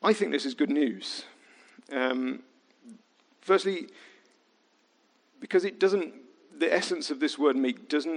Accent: Midlands, United Kingdom; I was from the Midlands

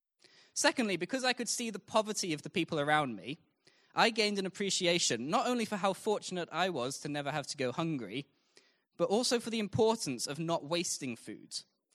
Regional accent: Zimbabwe; also born or lived in Mozambique; So I was a missionary kid. I grew up in Zimbabwe and Mozambique, which was very different to life here.

